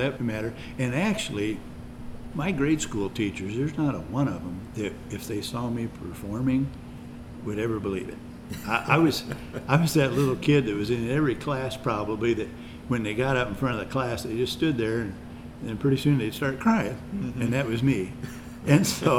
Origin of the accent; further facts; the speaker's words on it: East Peoria, Illinois, United States; I grew up in East Peoria.